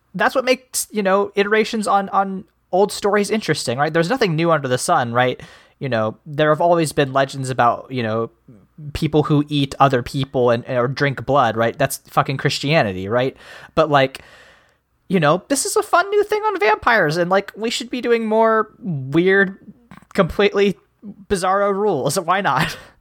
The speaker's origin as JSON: {"language": "English", "region": "Midwest", "country": "United States", "said": "as a Midwesterner"}